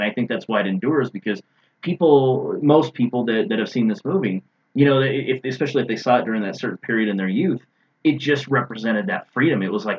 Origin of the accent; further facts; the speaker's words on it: Southern California, United States; where I grew up in Southern California